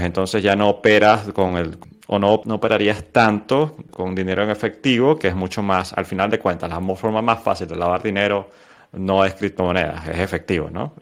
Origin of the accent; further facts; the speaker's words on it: Venezuela; nosotros como venezolanos